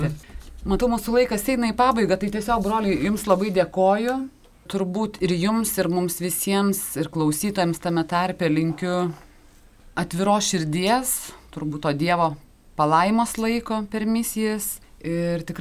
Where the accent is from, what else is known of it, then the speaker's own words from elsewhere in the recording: Lithuania; mes lietuviai